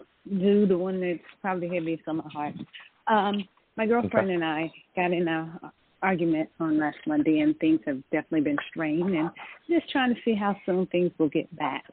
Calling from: Atlanta, Georgia, United States; I'm calling from Atlanta, Georgia.

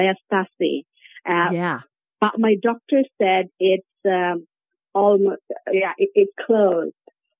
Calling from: Norway; I am currently calling from Europe in Norway.

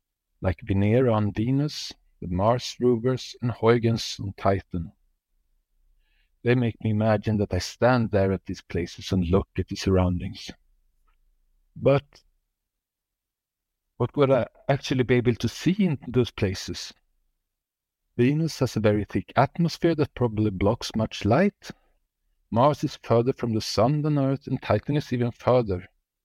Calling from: Sweden; Hello, Space Nuts. … from Sweden.

